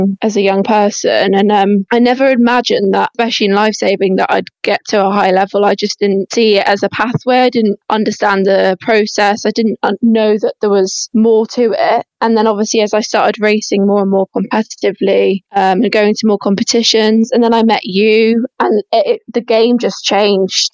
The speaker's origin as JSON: {"language": "English", "area": "Cornwall", "region": "South West England", "country": "United Kingdom", "tie": "born or raised there", "also_born_or_lived": "Wolverhampton / Telford", "said": "when we moved down to Cornwall, the lifestyle changed"}